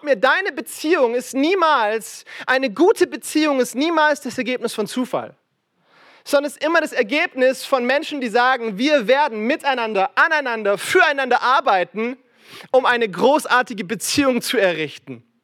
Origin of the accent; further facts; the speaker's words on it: Frankfurt, Hesse, Germany; Aber ich komme aus Frankfurt und sorry für diesen Lokalpatriotismus, aber ich behaupte, wir bauen die besten Häuser in Deutschland, ja?